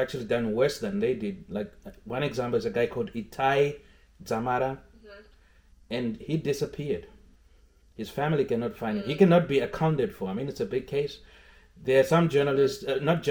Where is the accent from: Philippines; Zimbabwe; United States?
Zimbabwe; moved away; I was coming from Zimbabwe